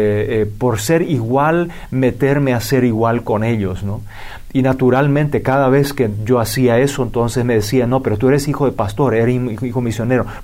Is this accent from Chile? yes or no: no; Paraguay; vengo del Paraguay, nací, crecí, me malcrié en Paraguay